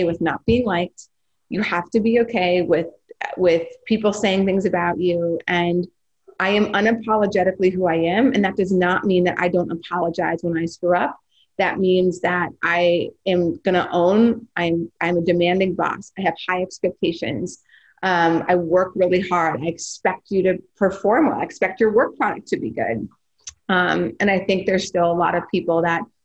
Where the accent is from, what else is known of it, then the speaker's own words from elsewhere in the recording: North Dakota, United States; I'm from North Dakota